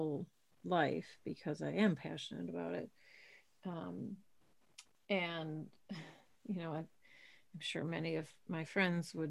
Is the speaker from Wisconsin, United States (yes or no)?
yes; Milwaukee, Wisconsin, United States; where I grew up in Milwaukee